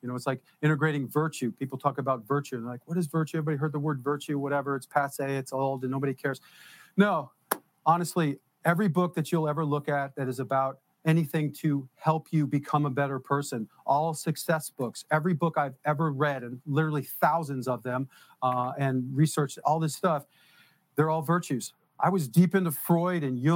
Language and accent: English; New Jersey, United States; also born or lived in Detroit, Michigan; I'm from Jersey